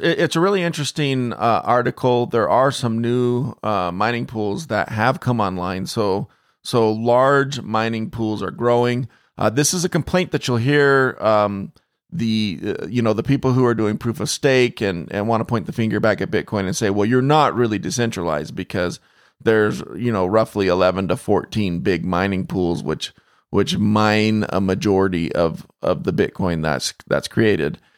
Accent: Phoenix, Arizona, United States; I grew up in Phoenix

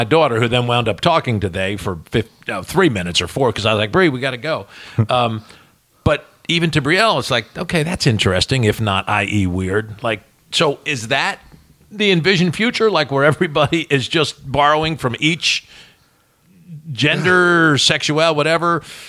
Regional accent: Ireland; I'm an Irishman. I can embellish and bullshit.

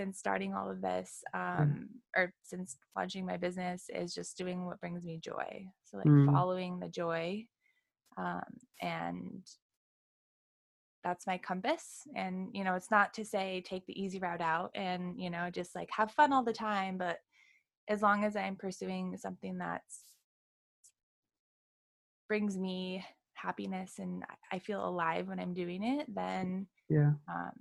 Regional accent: Wyoming, United States; moved away as an adult; now in Encinitas, United States; I'm from originally from Wyoming. So I hailed out to California about 3 years ago

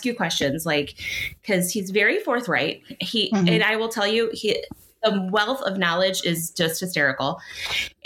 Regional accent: Cleveland, Ohio, United States; I'm from Cleveland

